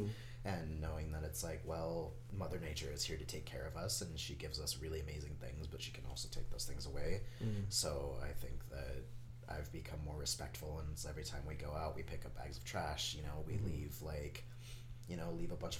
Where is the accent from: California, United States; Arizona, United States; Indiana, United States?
Arizona, United States; Phoenix; I grew up here. I was born and raised in Phoenix